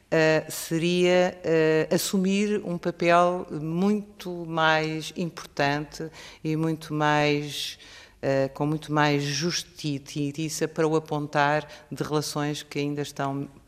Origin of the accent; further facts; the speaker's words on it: Portugal; e cresço como portuguesa. A singularidade, a nossa singularidade, a singularidade dos portugueses e dos espanhóis que se mantém